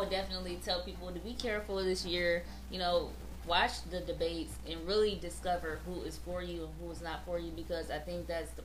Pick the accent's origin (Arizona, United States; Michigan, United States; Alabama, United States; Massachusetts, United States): Michigan, United States; New Haven; I was raised in New Haven, Michigan